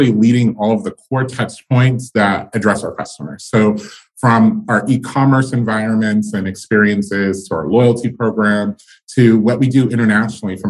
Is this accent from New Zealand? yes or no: no; Charlotte, North Carolina, United States; also born or lived in Greensboro, North Carolina; I grew up in Charlotte, North Carolina